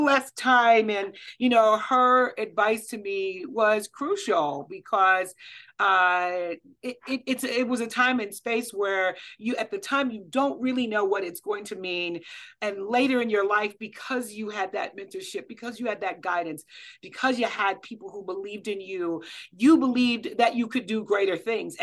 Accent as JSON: {"language": "English", "town": "Kansas City", "region": "Missouri", "country": "United States", "tie": "born or raised there", "said": "I grew up in Kansas City, Missouri"}